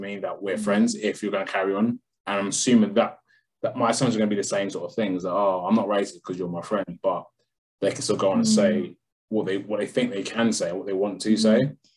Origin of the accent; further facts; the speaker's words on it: London, United Kingdom; I'm from London.